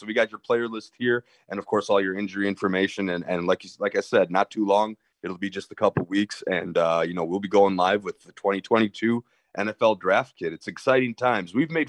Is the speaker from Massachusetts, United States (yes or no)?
no; Oshkosh, Wisconsin, United States; moved away; being from Oshkosh myself